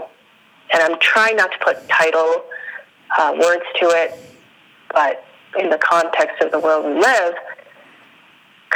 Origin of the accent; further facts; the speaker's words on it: Calgary, Alberta, Canada; first language Spanish; English is a second language; also born or lived in Central America; I was born in Central America. I was raised in Canada